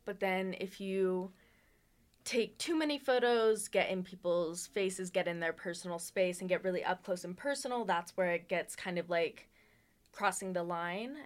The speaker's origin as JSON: {"language": "English", "town": "Las Vegas", "region": "Nevada", "country": "United States", "tie": "born or raised there", "moved": "as an adult", "lives_now": "Reno, United States", "said": "I was born in Las Vegas"}